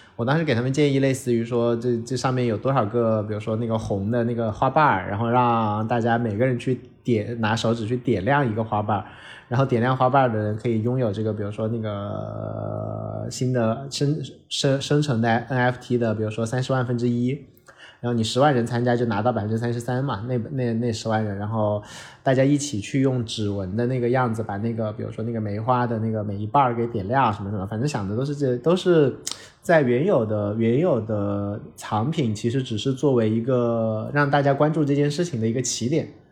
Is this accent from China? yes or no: yes; China; 作为一个中国人看到那些报告的心态非常地酸涩